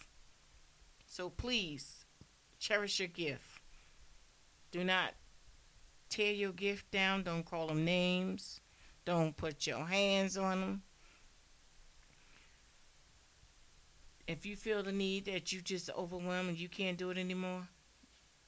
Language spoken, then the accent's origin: English; New Jersey, United States; I'm from Jersey